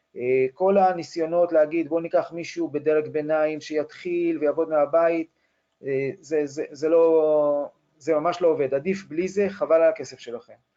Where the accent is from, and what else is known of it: Israel